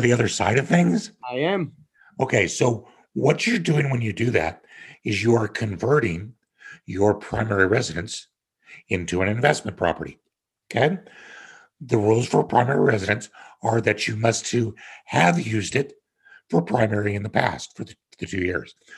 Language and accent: English; Kansas, United States; moved away as an adult; also born or lived in Denver, Colorado / Connecticut; growing up in Kansas on my own ranch